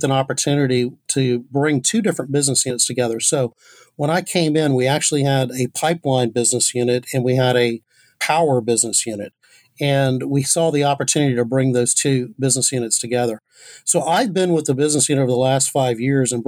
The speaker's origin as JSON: {"language": "English", "town": "Baton Rouge", "region": "Louisiana", "country": "United States", "tie": "born or raised there", "said": "I grew up in Baton Rouge, Louisiana."}